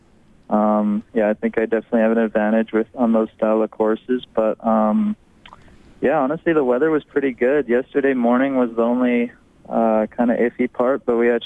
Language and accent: English; St. Albert, Alberta, Canada; moved away as an adult; also born or lived in Washington State; I grew up in St. Albert